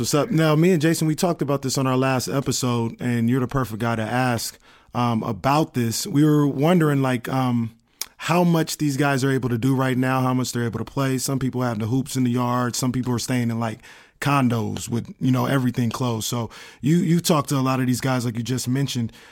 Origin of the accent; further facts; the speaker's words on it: California, United States; I'm from born and raised in California